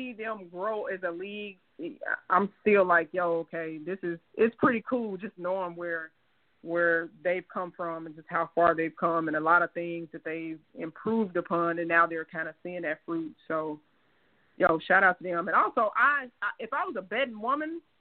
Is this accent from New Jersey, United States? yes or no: no; Baton Rouge, Louisiana, United States; also born or lived in Mississippi / Texas; I'm from Baton Rouge